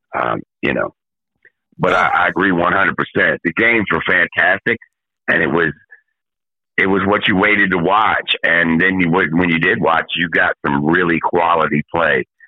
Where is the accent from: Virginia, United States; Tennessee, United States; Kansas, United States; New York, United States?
Virginia, United States; moved away; growing up in Virginia